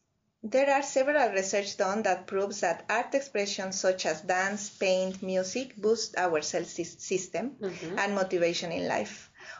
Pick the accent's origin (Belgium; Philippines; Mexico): Mexico; English is a second language; moved away as an adult; also born or lived in Canada / Turkey; now in Ireland; I'm from Mexico, actually, you know. So I was born in Mexico, raised in Mexico. Yeah. And I, when I was 25 years old, I moved to Canada.